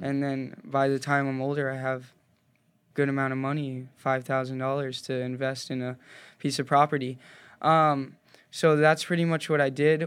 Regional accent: Cave Creek, Arizona, United States; I grew up in Cave Creek, Arizona

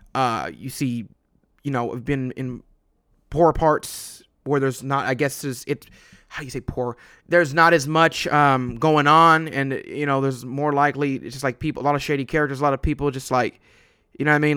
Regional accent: West Coast, United States; I'm from the West Coast

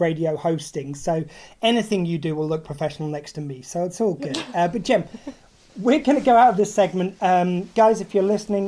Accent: Southampton, South East England, United Kingdom; we're both from here in Southampton

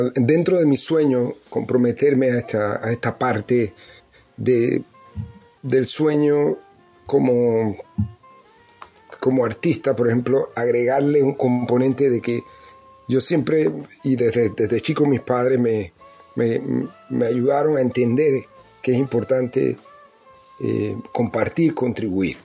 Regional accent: Panama City, Panama; moved away as an adult; now in United States; yo crecí en, en Pueblos Nuevos, en Pueblo Nuevo, en Calle Tercera, y después nos mudamos para Altos de Cerro Viento, donde fue que pasé mi etapa de los 10 hasta allá, que me fui, que me vine a Estados Unidos

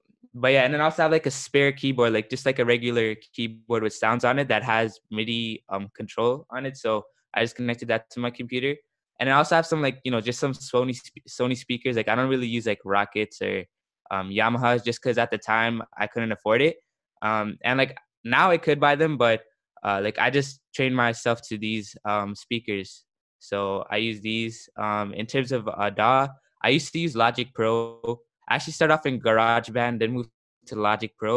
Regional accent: Toronto, Ontario, Canada; I'm a producer from Toronto, Canada

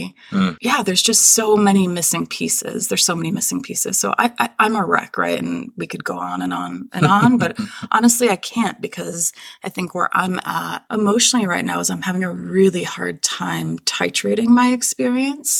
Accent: Israel; now in United States; I'm Israeli American. I'm Jewish

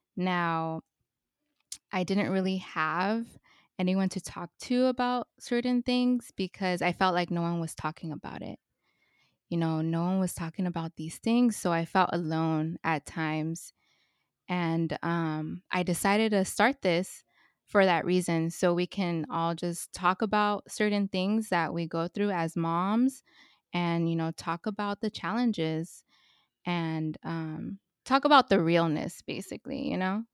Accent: Los Angeles, California, United States; I was born and raised in Northeast Los Angeles in Highland Park.

